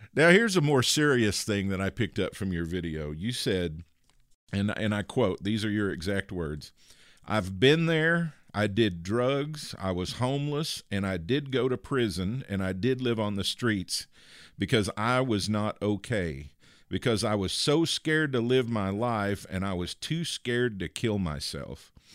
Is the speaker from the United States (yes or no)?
yes; the South, United States; accent: Southern; you can probably tell I'm from the South by uh, ever so slight accent